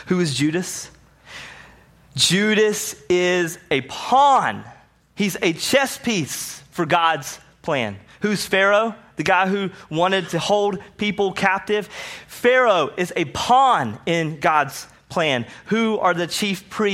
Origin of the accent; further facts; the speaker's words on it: the South, United States; I grew up seeing it in the South